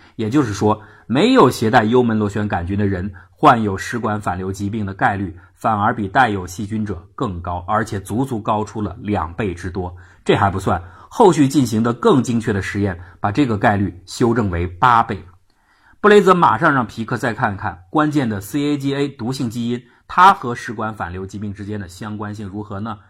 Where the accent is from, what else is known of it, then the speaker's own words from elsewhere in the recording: China; 我们中国人所说的烧心